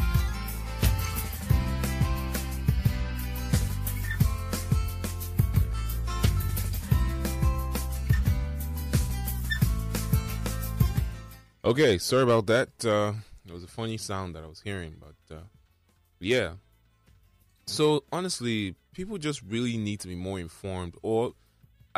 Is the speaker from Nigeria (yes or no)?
yes; Nigeria; especially we Nigerians. I can't really speak for the world because I'm Nigerian. I've experienced it here.